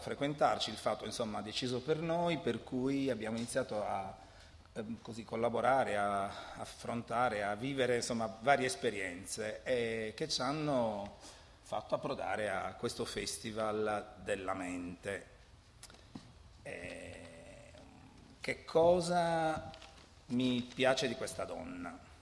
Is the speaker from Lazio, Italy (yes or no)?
no; Alghero, Sardinia, Italy; io sono di Alghero e quindi parlo il catalano